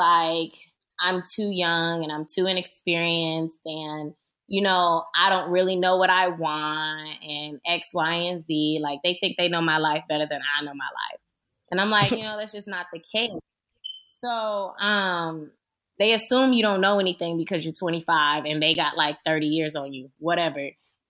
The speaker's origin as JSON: {"language": "English", "region": "the South", "country": "United States", "said": "Well, to be 100% honest with you, I'm from the South. So in Florida or anywhere in the South, generally"}